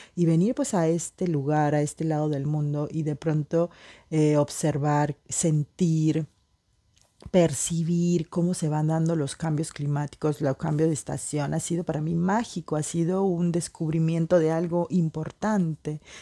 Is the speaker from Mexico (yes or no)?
no; Peruvian Amazon, Peru; moved away as an adult; also born or lived in Lima, Peru; now in France; yo soy peruana para los que no saben, nací en la Amazonía